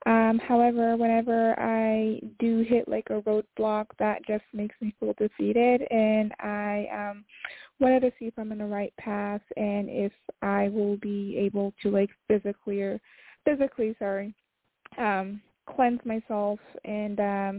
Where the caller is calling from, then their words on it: Maryland, United States; I'm calling from Maryland.